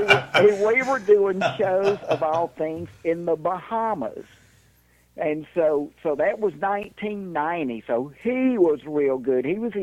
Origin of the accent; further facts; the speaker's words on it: Jackson, Mississippi, United States; I grew up in Jackson, Mississippi.